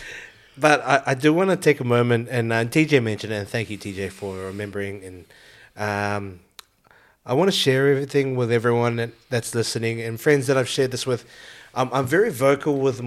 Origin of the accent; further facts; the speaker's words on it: New Zealand; now in Australia; I'm actually Filipino. I know, I don't sound Filipino. But Filipino. I was raised in New Zealand. My parents are from Philippines